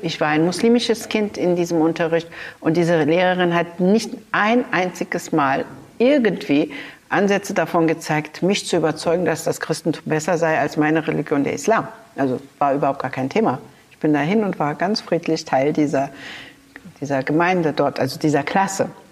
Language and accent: German; Berlin, Germany; im Wedding in der Utrechter Straße bin ich zur Schule gegangen, in die Rübezahl Grundschule